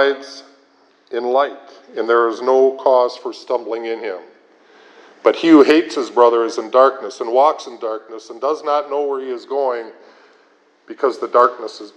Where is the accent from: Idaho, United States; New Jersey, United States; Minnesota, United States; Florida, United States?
Minnesota, United States; Minneapolis; I was raised in Minneapolis